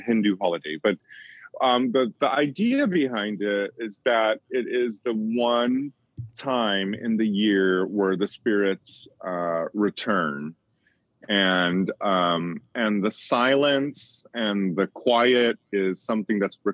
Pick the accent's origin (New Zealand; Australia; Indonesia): Indonesia; Bali; moved away; when I was living in Bali, which is where I grew up in Indonesia